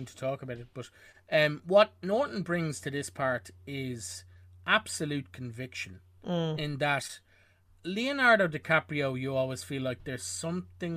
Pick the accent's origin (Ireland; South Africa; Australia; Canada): Ireland; I'm Irish